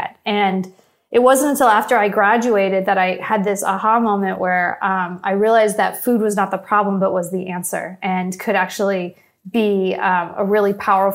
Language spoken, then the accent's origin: English; Los Angeles, California, United States; it all started in Van Nuys